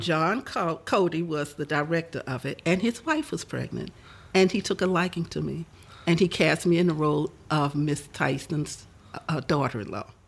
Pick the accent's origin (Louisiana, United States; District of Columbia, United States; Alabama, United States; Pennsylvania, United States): Louisiana, United States; New Orleans; I was born in New Orleans uh, 73 years ago